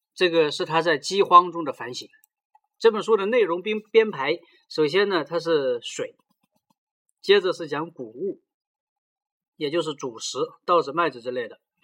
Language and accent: Chinese; China; 作为中国人